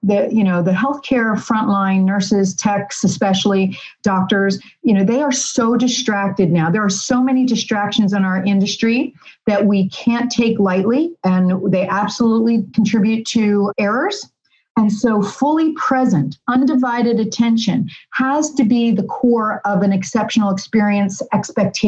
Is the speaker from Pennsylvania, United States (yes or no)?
yes; Philadelphia, Pennsylvania, United States; I'm from Philly, so it would be Philly style.